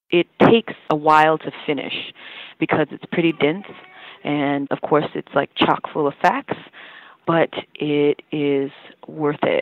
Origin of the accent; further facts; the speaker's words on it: the South, United States; What I understood of slavery was further complicated because I grew up in the South